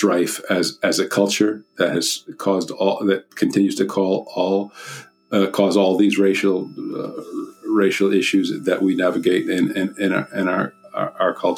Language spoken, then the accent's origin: English; United States; I'm an American